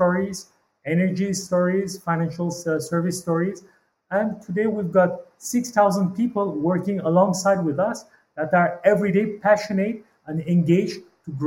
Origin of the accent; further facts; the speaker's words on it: Madagascar; moved away as an adult; also born or lived in Paris; Born in Madagascar 47 years ago